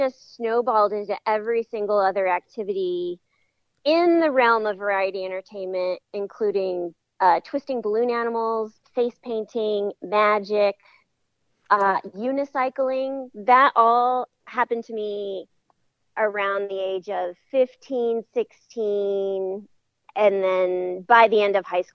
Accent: San Bernardino, California, United States; now in San Francisco, United States; I'm from San Bernardino.

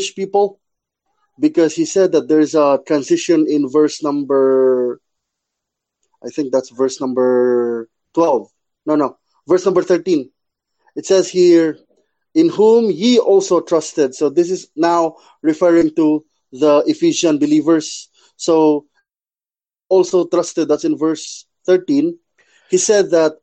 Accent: Cebu, Central Visayas, Philippines; I'm your friend from the Philippines, Cebu.

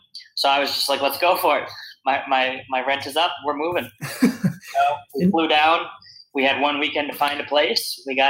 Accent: Mountain Lakes, New Jersey, United States; now in Charleston, United States; So I grew up in northern New Jersey, small town called Mountain Lakes. It's like 2 square miles, probably 45 minutes outside of New York City.

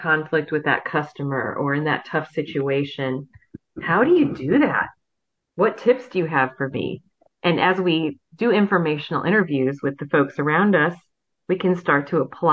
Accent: Fort Wayne, Indiana, United States; born or raised there

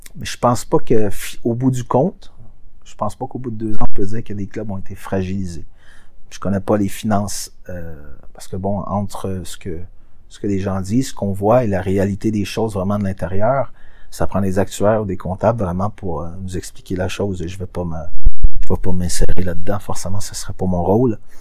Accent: Quebec, Canada; chez nous au Québec

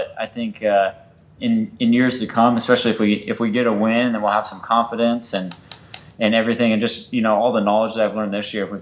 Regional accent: Arizona, United States; I'm from Arizona

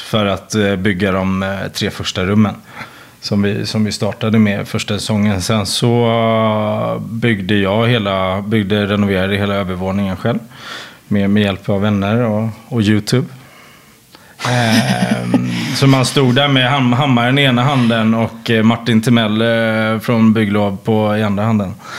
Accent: Sweden; moved away as an adult; now in France; som svensk

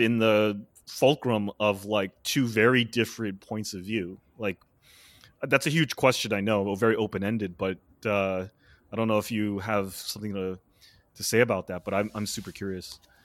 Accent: United States; as an American

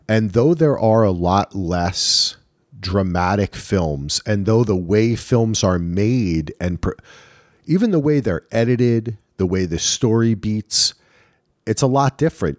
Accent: Northern New Jersey, United States; I grew up in Northern New Jersey

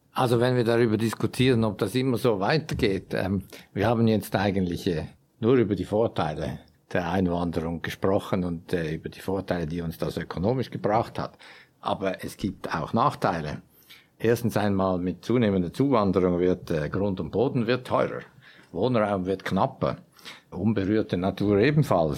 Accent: Switzerland; wir sind tatsächlich ein, eine Gesellschaft von sehr erfolgreichen, und zwar Europa bis weltweit unvergleichlich erfolgreichen und damit reichen Schweizern

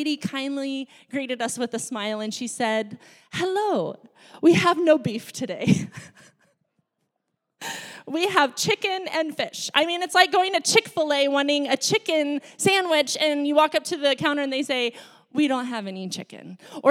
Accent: Laos; also born or lived in Thailand; I grew up in a foreign country. I grew up in Laos and Thailand, and Laos was a developing country.

